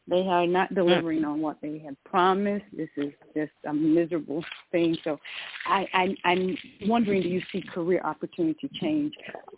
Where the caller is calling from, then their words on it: Georgia, United States; calling from Georgia.